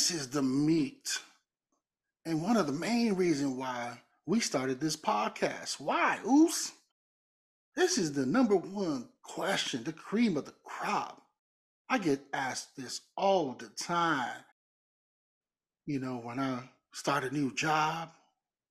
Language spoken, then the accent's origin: English; Samoa; moved away; left Samoa because I was tired of just looking east, west, north, south. And all I seen was ocean.